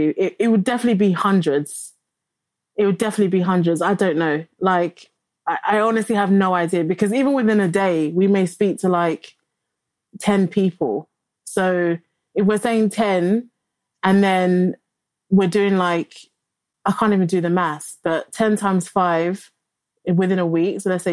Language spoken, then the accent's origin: English; London, United Kingdom; also born or lived in Lagos, Nigeria; I grew up in Bexley Borough.